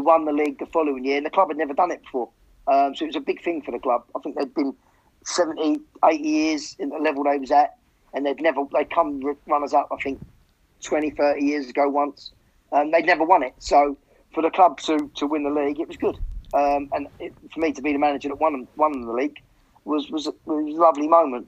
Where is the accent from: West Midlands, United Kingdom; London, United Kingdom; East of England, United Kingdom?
East of England, United Kingdom; Hemel Hempstead; Hemel, I, I, I, I, think we moved there when I was like 11 or 12